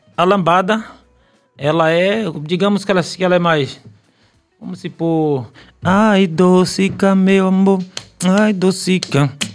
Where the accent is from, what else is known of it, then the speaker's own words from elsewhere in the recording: Bahia, Brazil; não sou de Salvador, mas sou baiano